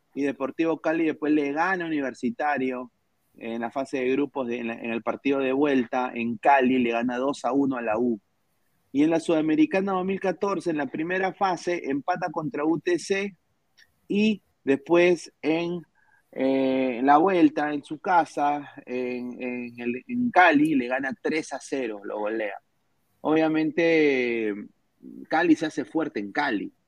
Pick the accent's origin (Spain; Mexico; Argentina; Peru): Peru; Lima; Yo nací en Lima